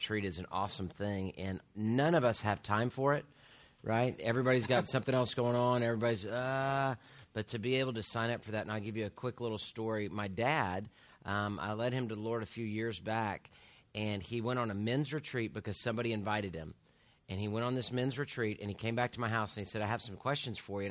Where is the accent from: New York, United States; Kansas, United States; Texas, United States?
Texas, United States; Houston; I'm as Houston as you can get. Born and raised in Houston, Herman Hospital